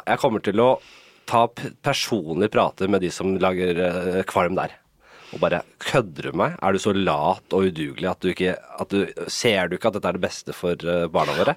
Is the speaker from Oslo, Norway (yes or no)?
yes; Oslo, Norway; Jeg er jo fra Nordstrand selv